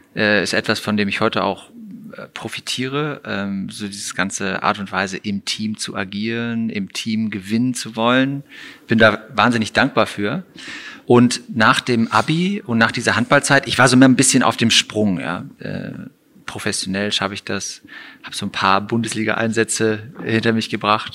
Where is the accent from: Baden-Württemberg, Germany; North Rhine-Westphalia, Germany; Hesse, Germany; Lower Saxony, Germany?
North Rhine-Westphalia, Germany; Gummersbach; moved away as an adult; also born or lived in Frankfurt; now in Cologne, Germany; Heimat insofern in Gummersbach aufgewachsen